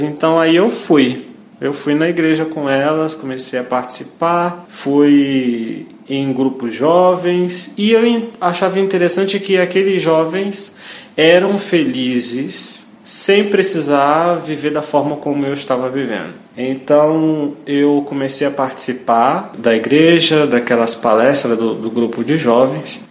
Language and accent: Portuguese; Niterói, Rio de Janeiro, Brazil; sou natural de Niterói, Rio de Janeiro